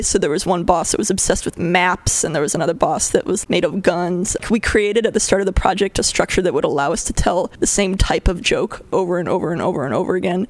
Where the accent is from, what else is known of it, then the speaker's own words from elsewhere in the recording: Connecticut, United States; moved away as an adult; also born or lived in Bay Area, California; now in California, United States; I was born in Connecticut on the other side of the country, and I grew up from the age of zero through adulthood and then I moved to California